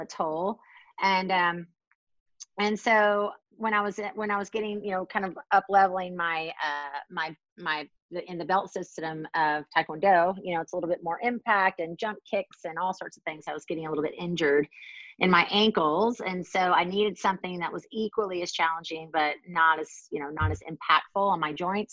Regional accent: Baton Rouge, Louisiana, United States; now in Washington, DC, United States; I'm from Baton Rouge, Louisiana.

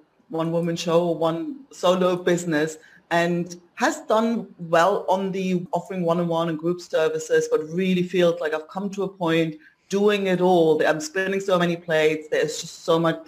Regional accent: Leipzig, Saxony, Germany; moved away as an adult; also born or lived in south of Spain; now in Spain; In Leipzig. I grew up in East Germany.

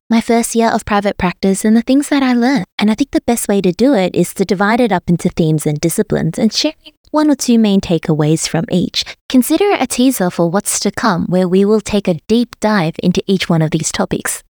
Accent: Melbourne, Victoria, Australia; moved away as an adult; also born or lived in Sydney; now in Brisbane, Australia; I was born and raised in Melbourne

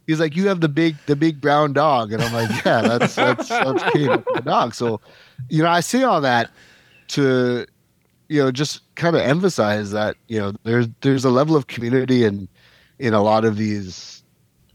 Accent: Canada; now in Jamaica; growing up in Canada

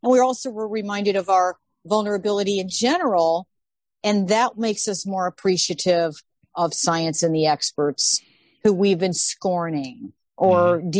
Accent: Midwest, United States; I maybe because I'm a Midwesterner

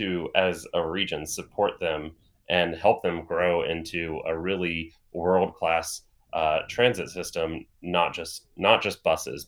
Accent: Plain City, Ohio, United States; I am from Plain City

